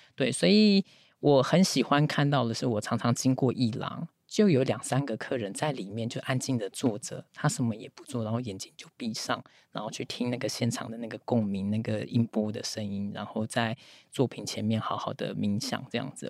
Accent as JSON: {"language": "Chinese", "town": "Taipei", "country": "Taiwan", "moved": "yes", "said": "我是台北人"}